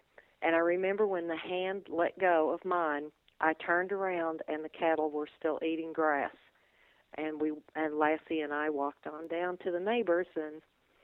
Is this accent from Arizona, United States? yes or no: no; Kentucky, United States; I grew up in Kentucky.